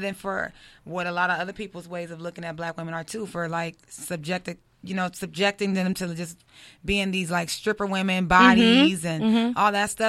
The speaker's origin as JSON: {"language": "English", "town": "Compton", "region": "California", "country": "United States", "said": "I'm from Compton, baby."}